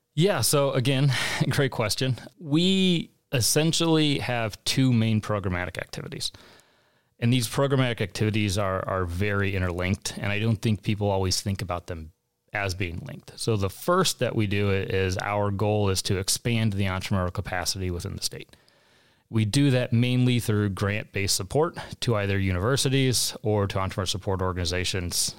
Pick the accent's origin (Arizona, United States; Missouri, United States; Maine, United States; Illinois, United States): Missouri, United States; St. Louis; moved away as an adult; also born or lived in San Diego, California; Born and raised in St. Louis